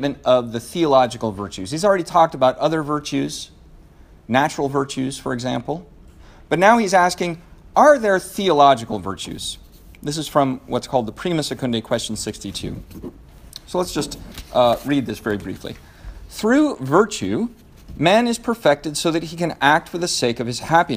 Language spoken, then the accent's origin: English; Seattle, Washington, United States; I'm from Seattle